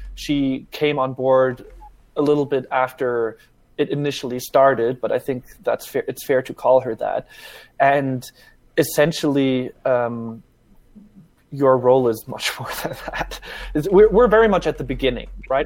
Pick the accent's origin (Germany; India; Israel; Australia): Germany; now in United States; I grew up in Germany, even.